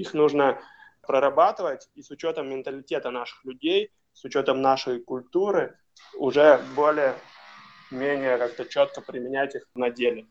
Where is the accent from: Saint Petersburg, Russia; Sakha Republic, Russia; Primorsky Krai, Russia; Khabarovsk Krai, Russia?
Khabarovsk Krai, Russia; Khabarovsk; я сам из Хабаровска